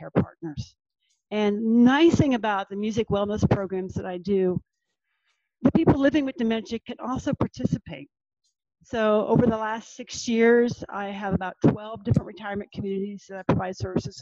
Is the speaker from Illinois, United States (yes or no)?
no; Norfolk / Virginia Beach, United States; my hometown